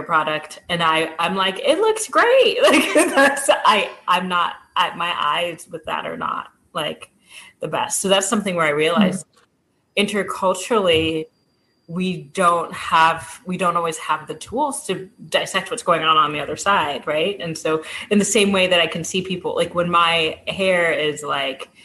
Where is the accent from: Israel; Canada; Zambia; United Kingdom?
Zambia; I come from Zambia